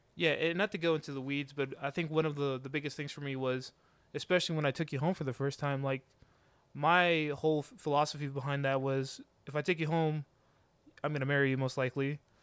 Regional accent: Georgia, United States; I've lived my, the majority of my life here in Georgia since I was nine, so pretty much my home state now at this point.

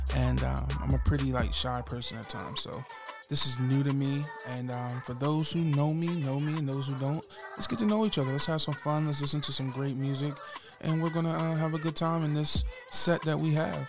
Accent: Salisbury, Maryland, United States; I was born in Salisbury, Maryland.

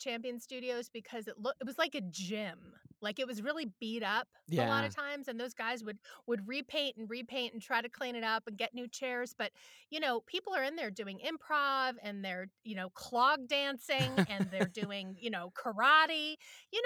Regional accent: New York City, New York, United States; growing up in New York City

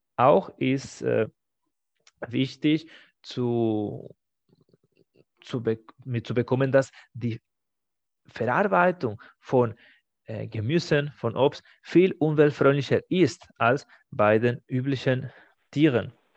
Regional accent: Spain; first language Spanish; German is a second language; now in Germany; Für mich als Spanier ist das aktuell von meinem familiären Hintergrund

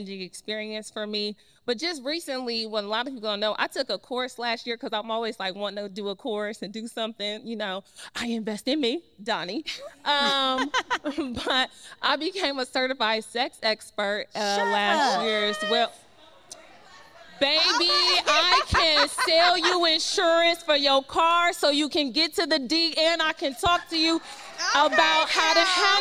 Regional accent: Cleveland, Ohio, United States; now in Atlanta, United States; I'm originally from Cleveland, Ohio

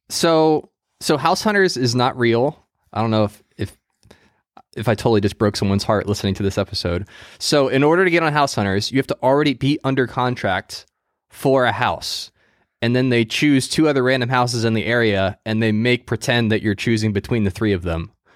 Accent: United States; I'm American

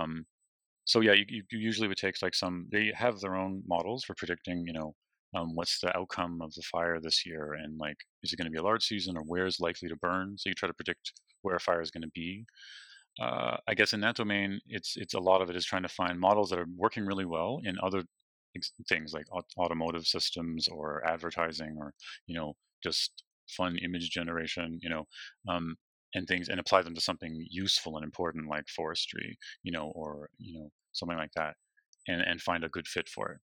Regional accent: Toronto, Ontario, Canada; also born or lived in British Columbia; now in Waterloo, Canada; I'm from Toronto

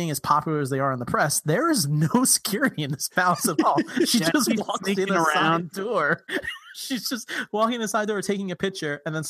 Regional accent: New York, United States; I'm from New York

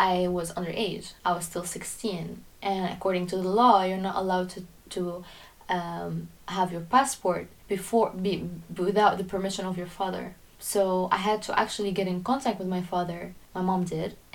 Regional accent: Syria; now in Netherlands; I am originally Lebanese, but I was born and raised in Syria.

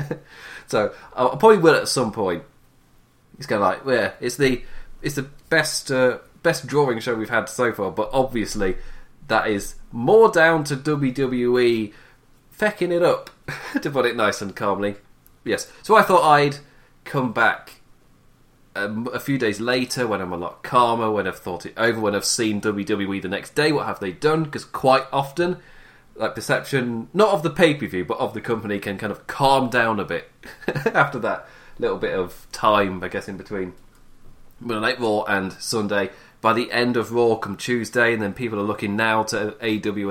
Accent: England, United Kingdom; as you can tell by my voice, I'm English

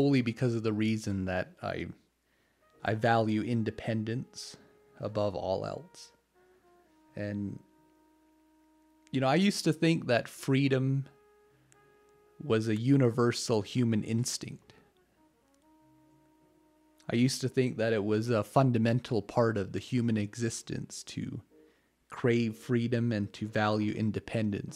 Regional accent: Canada; even though I'm not American, I'm Canadian

